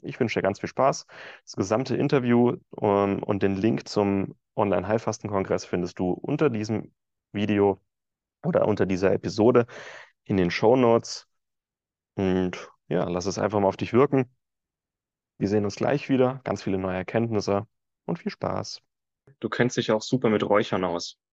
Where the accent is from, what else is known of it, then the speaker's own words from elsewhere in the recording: Franconia, Bavaria, Germany; ich bin in Franken geboren, aber genetisch gesehen bin ich ein Ossi